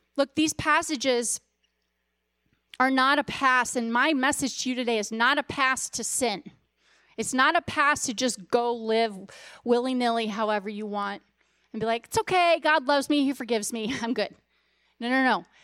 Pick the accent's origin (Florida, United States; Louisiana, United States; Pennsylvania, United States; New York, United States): Louisiana, United States; I was born in Louisiana